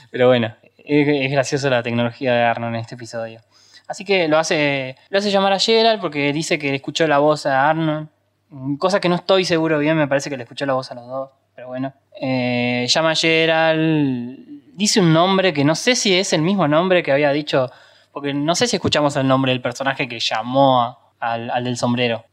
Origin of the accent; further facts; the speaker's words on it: Argentina; los que somos de Argentina obviamente recordamos en el Virtual de Magic Kids